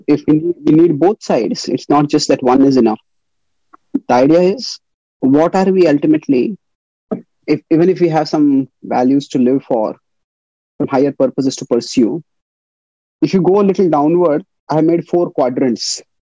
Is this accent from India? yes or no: yes; India; moved away; when I was growing up in India, I grew up in the you could say what we call as the post-independence generation